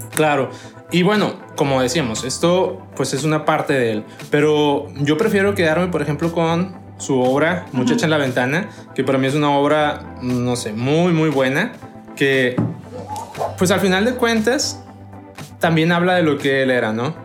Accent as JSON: {"language": "Spanish", "country": "Mexico", "said": "para nosotros como mexicanos"}